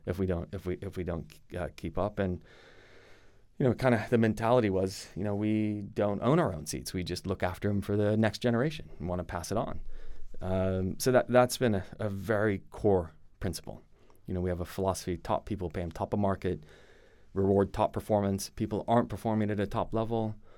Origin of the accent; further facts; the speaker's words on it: United States; accent: American; moved away as an adult; now in Europe; I'm American, as you can tell by my accent. Moved here twenty-three years ago, followed a girl.